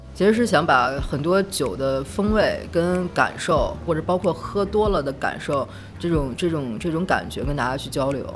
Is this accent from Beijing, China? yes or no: yes; Beijing, China; moved away as an adult; now in Nanjing, China; 我是北京人，是来南京四年了。之前是做广告